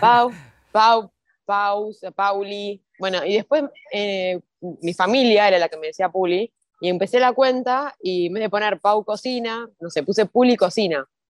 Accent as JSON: {"language": "Spanish", "country": "Argentina", "tie": "born or raised there", "said": "me acuerdo cuando era chiquita, acá en Argentina"}